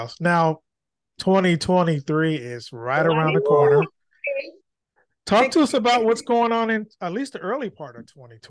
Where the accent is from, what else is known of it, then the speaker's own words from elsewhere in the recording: Vallejo, California, United States; I'm from Vallejo, where … is from